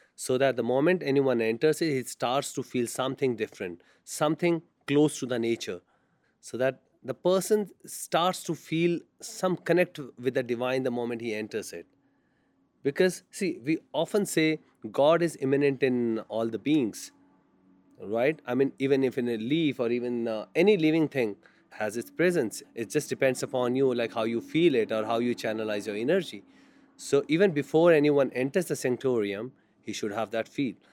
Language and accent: English; India; I'm from India